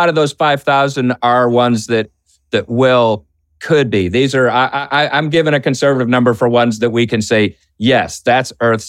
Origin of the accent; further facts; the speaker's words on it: Boston, Massachusetts, United States; Boston, my hometown.